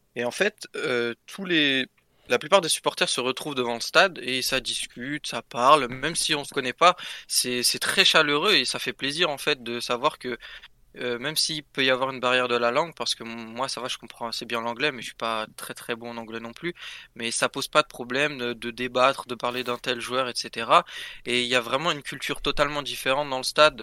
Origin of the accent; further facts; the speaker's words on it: Paris, Île-de-France, France; je suis parisien en soi